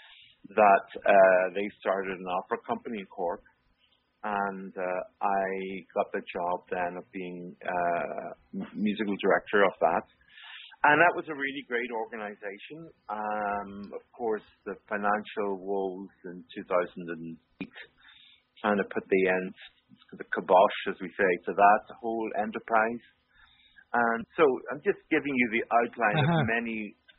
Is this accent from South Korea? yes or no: no; Belfast, Northern Ireland, United Kingdom; moved away as an adult; also born or lived in Toronto / Manchester; I grew up in Belfast, and even as a young man in Belfast, I was running different things